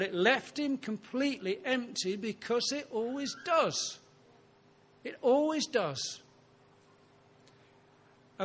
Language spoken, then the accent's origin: English; Ilkley, Yorkshire and the Humber, United Kingdom; I was brought up on Ilkley Moor